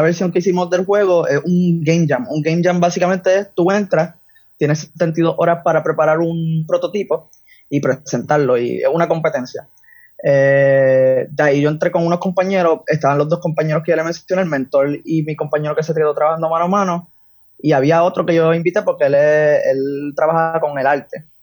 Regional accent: San Juan, Puerto Rico; Yo soy de San Juan, ahora mismo tengo 19 años

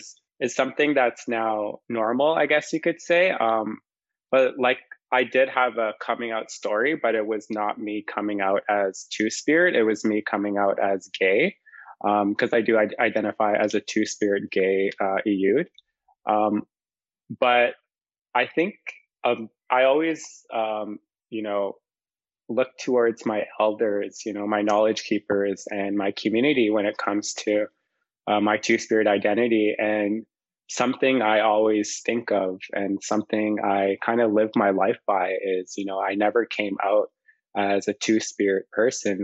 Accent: Waskaganish, Quebec, Canada; now in Toronto, Canada; I'm from the Cree Nation of Waskaganish

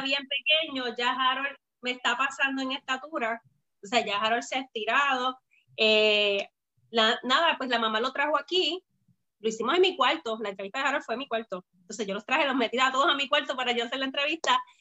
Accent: Bayamón, Puerto Rico; also born or lived in Florida; soy de Puerto Rico, de Bayamón

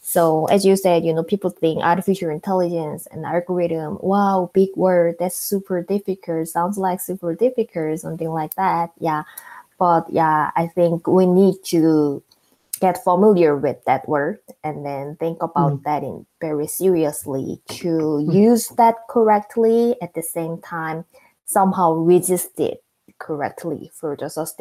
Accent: South Korea; English is a second language; moved away as an adult; now in United States; I'm the citizen of South Korea

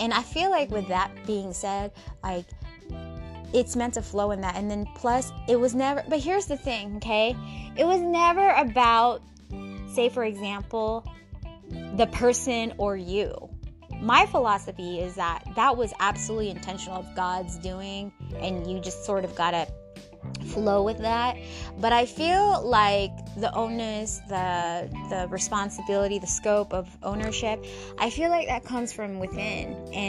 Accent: Seattle, Washington, United States; I was born and raised in America, in Seattle, Washington, Pacific Northwest, Space Needle, baby.

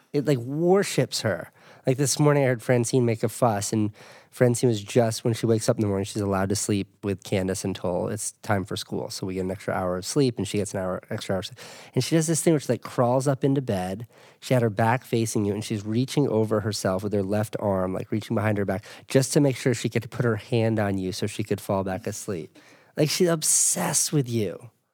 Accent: New England, United States; also born or lived in Boston; I'm from New England. I went to, I lived, used to live in Boston

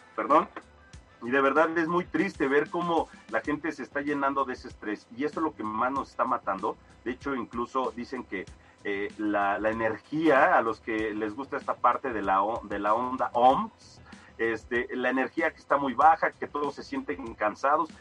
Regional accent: Mexico; como somos los mexicanos

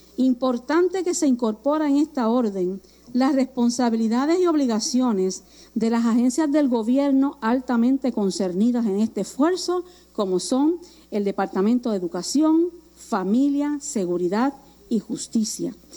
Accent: Puerto Rico; aquí en Puerto Rico

